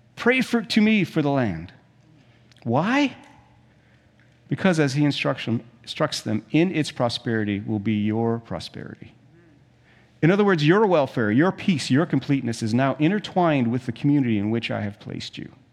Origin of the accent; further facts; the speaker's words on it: South Africa; moved away; When I was a kid, we, we grew up in South Africa